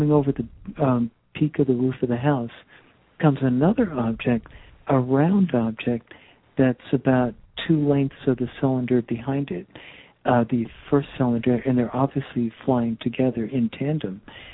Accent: Teaneck, New Jersey, United States; I come from New Jersey, northern New Jersey, a little town called Teaneck

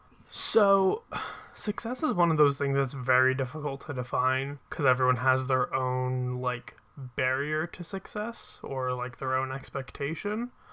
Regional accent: Philadelphia, Pennsylvania, United States; I am from, like, the greater Philadelphia area. So I live a little bit outside of the city, but I've grown up here. I've lived here my entire life.

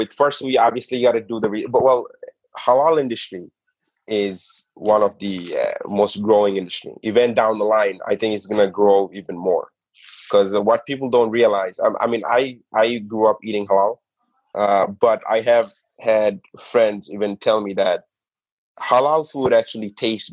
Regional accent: New York City, New York, United States; The burgers that I was used to growing up in the Bronx is Kennedy Fried Chicken, right?

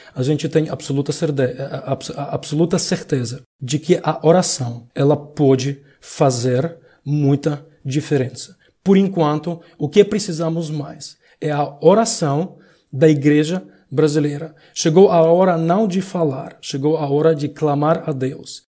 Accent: Ukraine; also born or lived in Lviv, Ukraine; eu moro na Ucrânia, sou ucraniano

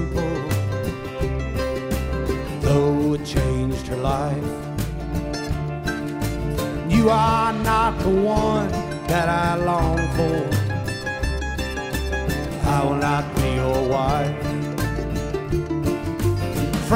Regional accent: West Virginia, United States; I'm from West Virginia.

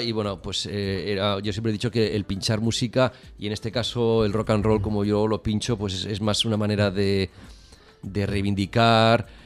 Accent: Barcelona, Catalonia, Spain; Soy de Barcelona. Soy de Barcelona.

